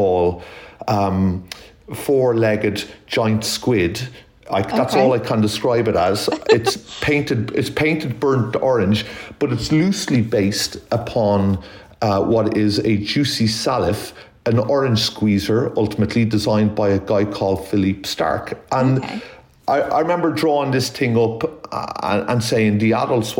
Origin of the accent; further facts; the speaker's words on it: Ireland; I'm Irish, obviously, by DNA, and one of eight children